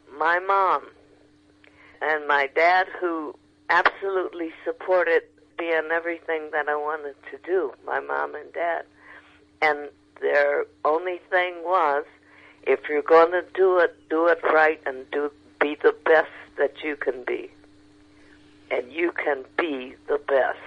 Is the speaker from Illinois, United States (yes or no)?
yes; Chicago, Illinois, United States; moved away as an adult; now in Los Angeles, United States; Chicago, like I said, is my hometown